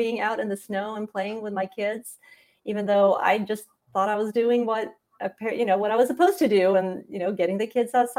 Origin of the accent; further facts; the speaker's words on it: Sweden; moved away as an adult; also born or lived in Montana / Indiana; I grew up in Sweden